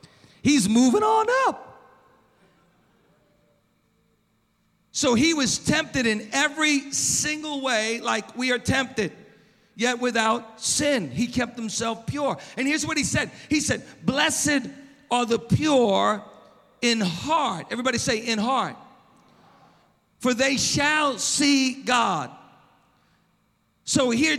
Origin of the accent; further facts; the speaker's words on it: Long Beach, United States; moved away as an adult; now in Oceanside, United States; I grew up in Long Beach, And I love Long Beach. I mean, I live in Oceanside now